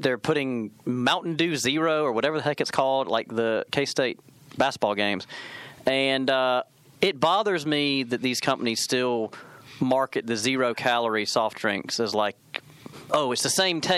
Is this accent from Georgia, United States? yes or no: yes; Georgia, United States; I'm from Georgia